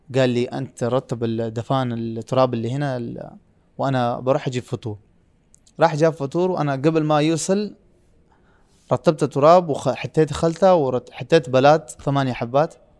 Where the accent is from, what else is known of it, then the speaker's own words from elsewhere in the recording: Pakistan; Arabic is a second language; moved away as an adult; now in Riyadh, Saudi Arabia; انا من سافرت من باكستان الى دوله ثانيه